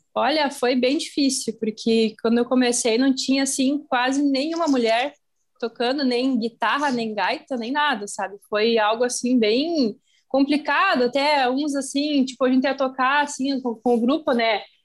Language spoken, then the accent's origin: Portuguese; Sertão, Rio Grande do Sul, Brazil; eu sou natural de Sertão, que é uma cidadezinha perto daqui